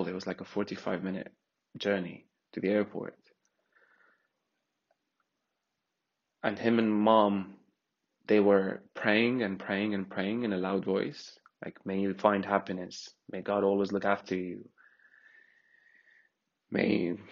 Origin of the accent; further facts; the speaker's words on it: Syria; moved away as an adult; also born or lived in Egypt; I'm from Syria.